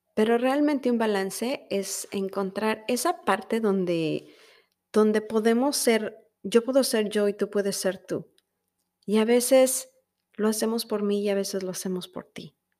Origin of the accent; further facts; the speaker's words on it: Mexico; now in United States; somos los mexicanos